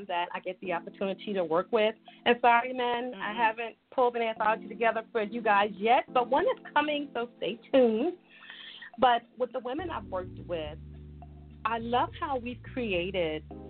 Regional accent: New York, United States; also born or lived in Virginia; I'm from New York, and we talk

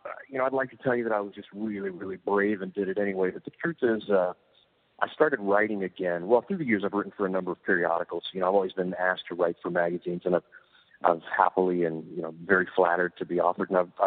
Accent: Texas, United States; About as Irish as you can get, straight from Texas.

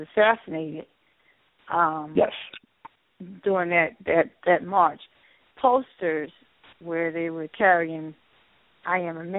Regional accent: New Jersey, United States; I'm from Jersey, and I don't want to put you on the spot.

